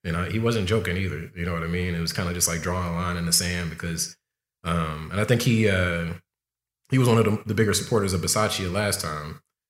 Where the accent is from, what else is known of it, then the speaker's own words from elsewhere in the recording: Compton, California, United States; I grew up a fan. I'm from Compton, ….